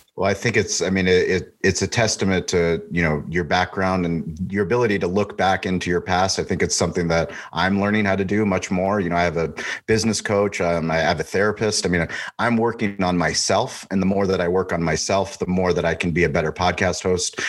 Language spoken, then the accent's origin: English; San Diego, California, United States; now in Austin, United States; I'm from San Diego. I grew up in San. Diego